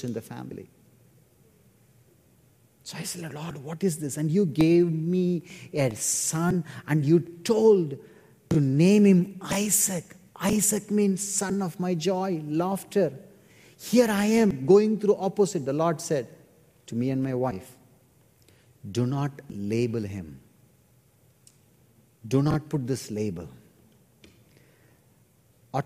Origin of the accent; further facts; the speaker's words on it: India; my church in India